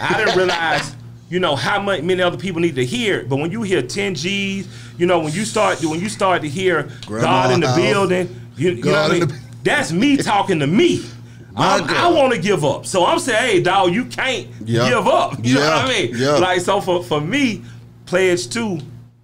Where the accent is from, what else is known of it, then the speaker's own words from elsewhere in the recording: Atlanta, Georgia, United States; I'm from the West Side. You know, Southwest Atlanta gave you …, ….